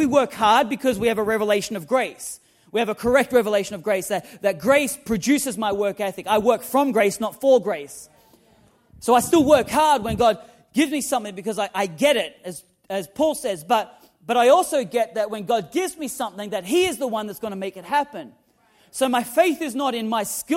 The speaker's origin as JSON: {"language": "English", "town": "Newcastle", "region": "New South Wales", "country": "Australia", "tie": "born or raised there", "moved": "yes", "said": "growing up in Newcastle in Australia"}